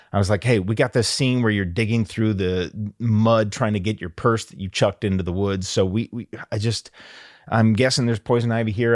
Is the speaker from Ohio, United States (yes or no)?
yes; Perrysburg, Ohio, United States; I loved growing up in Perrysburg, Ohio, and I had, I grew up across the street from a baseball diamond